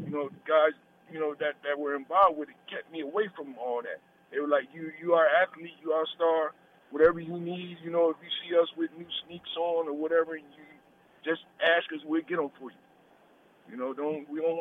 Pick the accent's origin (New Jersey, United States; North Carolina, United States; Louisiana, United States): New Jersey, United States; Burlington; Burlington City, New Jersey